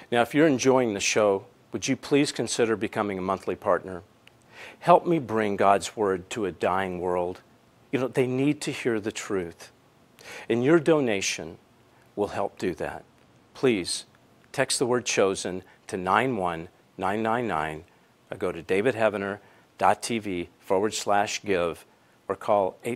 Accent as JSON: {"language": "English", "region": "California", "country": "United States", "said": "Uh, I'm from California you know what they're doing now is they're paying people."}